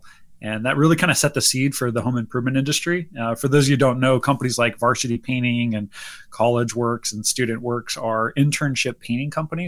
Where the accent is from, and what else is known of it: Northern California, United States; born or raised there; moved away as an adult